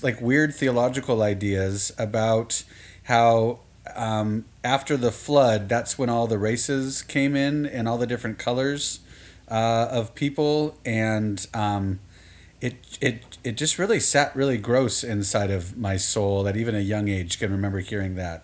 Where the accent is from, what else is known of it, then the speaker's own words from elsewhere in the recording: Southern California, United States; I grew up in the Southern California